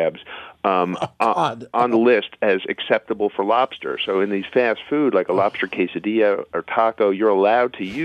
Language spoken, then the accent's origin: English; New York City, New York, United States; growing up in New York City